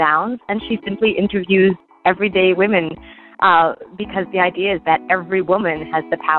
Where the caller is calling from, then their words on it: Takoma Park, Maryland, United States; calling from Tacoma Park, Maryland.